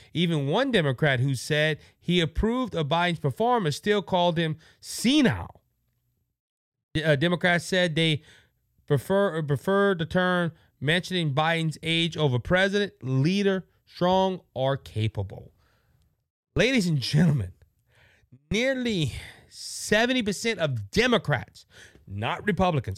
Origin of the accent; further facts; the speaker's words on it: Cajun country, Louisiana, United States; I'm from Cajun country